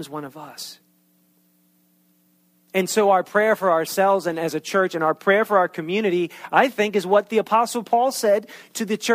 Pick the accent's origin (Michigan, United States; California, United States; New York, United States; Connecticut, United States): New York, United States; accent: New York; moved away as an adult; that thick New York accent. And I have not lived in New York since I was 18 years old.